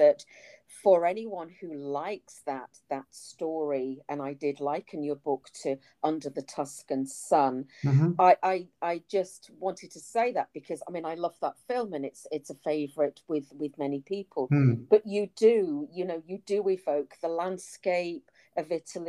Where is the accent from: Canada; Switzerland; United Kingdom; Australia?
United Kingdom; I'm British through and through and I don't have any Italian ancestry